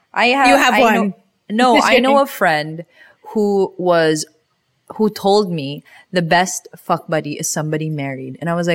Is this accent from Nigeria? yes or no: no; Philippines; growing up in the Philippines